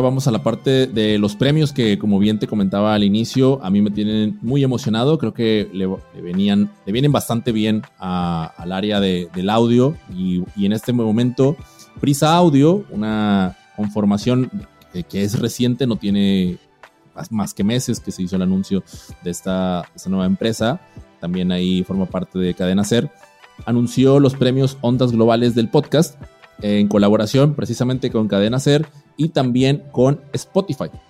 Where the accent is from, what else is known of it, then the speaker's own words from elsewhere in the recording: Mexico; en mi país, México